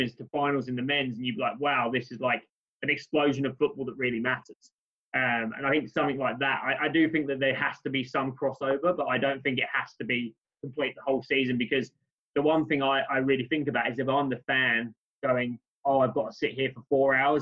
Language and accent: English; United Kingdom; now in Australia; as a Brit coming to Australia